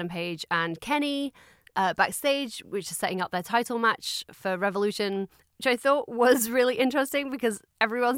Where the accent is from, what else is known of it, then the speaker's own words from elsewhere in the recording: near Robin Hood country, East Midlands, United Kingdom; I grew up very near Robin Hood country